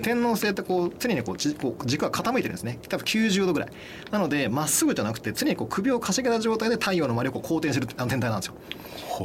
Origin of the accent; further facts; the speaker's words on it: Shikoku, Japan; まあ、一応四国出身なんで。